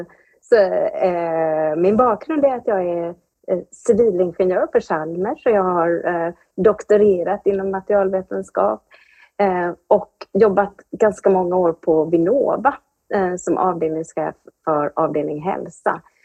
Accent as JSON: {"language": "Swedish", "town": "Anderstorp", "region": "Jönköping County", "country": "Sweden", "said": "Jag kommer från Anderstorp i Småland"}